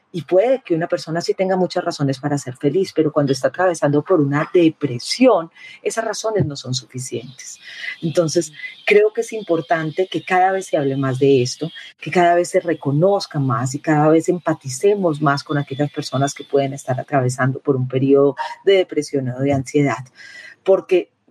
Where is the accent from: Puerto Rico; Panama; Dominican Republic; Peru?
Peru; now in Medellín, Colombia; soy una periodista peruana, colombiana, que vive en Medellín